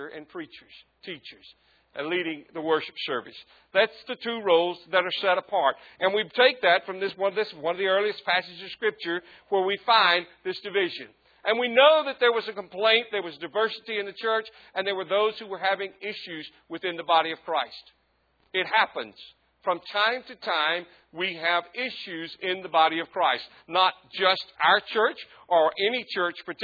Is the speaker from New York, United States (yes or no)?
no; Southwest Mississippi, United States; I grew up in Southwest Mississippi